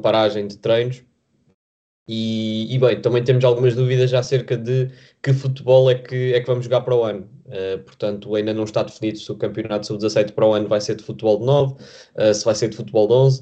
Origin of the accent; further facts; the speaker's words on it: Vila Nova de Famalicão, Norte, Portugal; moved away as an adult; now in Lisbon, Portugal; apesar de eu estar a estudar em Lisboa, estar muitas vezes fora de Lisboa, porque eu sou de Famalicão